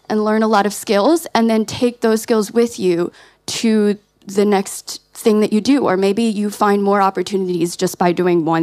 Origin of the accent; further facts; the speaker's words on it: United States; We're from the States